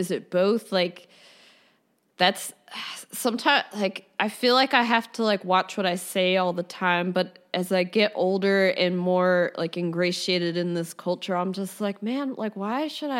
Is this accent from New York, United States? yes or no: no; New Jersey, United States; also born or lived in Philadelphia; South Jersey, Philadelphia.